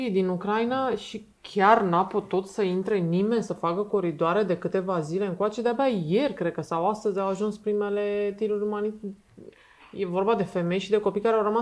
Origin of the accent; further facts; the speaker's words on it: Romania; Noi ca români, da.